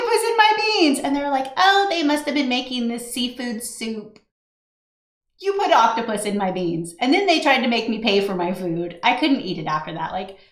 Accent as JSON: {"language": "English", "region": "California", "country": "United States", "moved": "yes", "said": "I'm from California"}